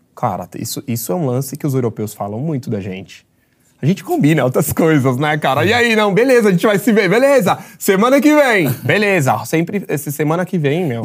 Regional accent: São Paulo, Brazil; sou de Jabaquara de Vizejadema

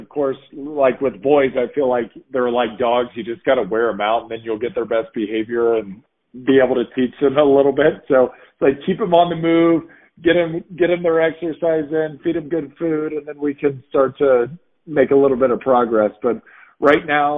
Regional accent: Indiana, United States; I'm from Indiana

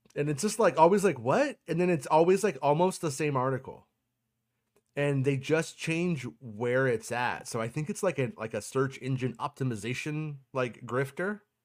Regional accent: United States; I'm an American

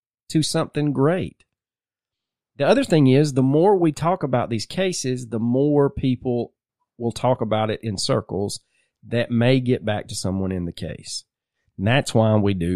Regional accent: Georgia, United States; we grew up here

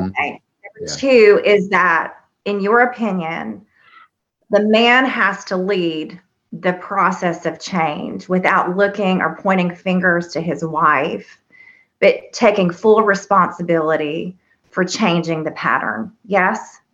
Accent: the South, United States; I was raised here in the South

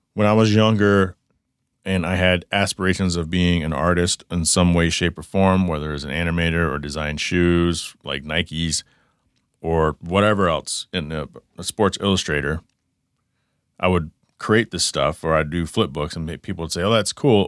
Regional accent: Dallas, Texas, United States; now in Arizona, United States; I grew up in, in the Dallas-Fort Worth area

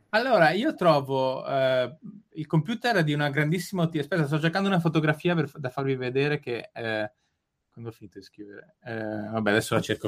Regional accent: Bolzano, Trentino-Alto Adige, Italy; moved away; a Bolzano c'è l'Oche su ghiaccio e io andavo allo stadio, ci vado tuttora quando torno a casa

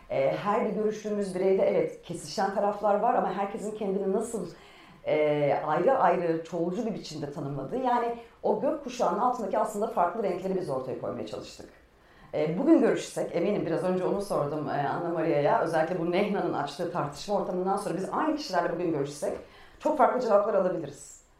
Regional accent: Antakya, Hatay, Turkey; now in Istanbul, Turkey; Yani ben İstanbul'a Antakya'dan göç ettim geldiğimde e, İstanbul Rum toplumu içinde Arap'tım. Hı hı.

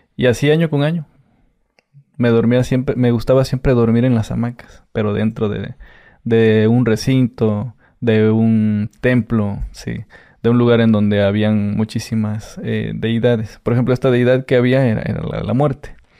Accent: Catemaco, Veracruz, Mexico; yo soy de Catemaco

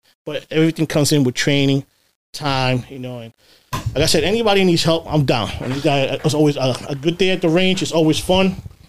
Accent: Puerto Rico; now in United States; I wasn't in patrol for 6 months when I came from Puerto Rico before I was in the flex unit

